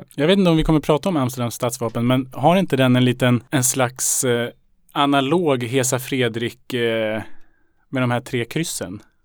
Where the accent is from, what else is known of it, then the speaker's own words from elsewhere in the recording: Salem, Stockholm County, Sweden; När jag växte upp i Salem, då hade vi en lokal krog